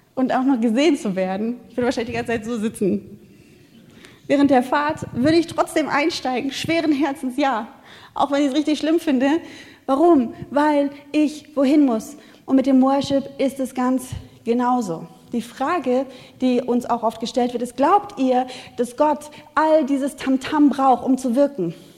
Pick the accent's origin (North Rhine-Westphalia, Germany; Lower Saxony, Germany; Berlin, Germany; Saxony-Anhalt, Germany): North Rhine-Westphalia, Germany; Wuppertal; ich komme aus Wuppertal, wir haben keine Natur